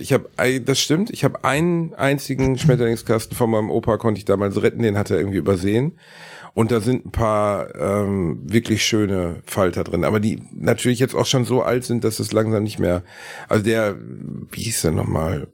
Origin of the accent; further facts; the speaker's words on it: Gelsenkirchen, North Rhine-Westphalia, Germany; ich komme aus Gelsenkirchen